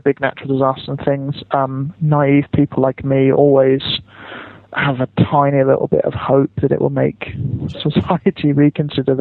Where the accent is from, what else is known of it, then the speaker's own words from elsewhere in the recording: United Kingdom; now in Japan; I'm British